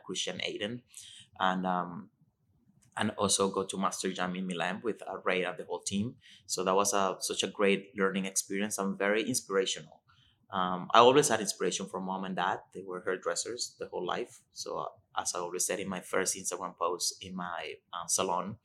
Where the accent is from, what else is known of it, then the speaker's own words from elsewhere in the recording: Venezuela; English is a second language; moved away as an adult; now in Toronto, Canada; I was born in Venezuela. I came to Canada 13 years ago, and I started with the Vera Institute and Academy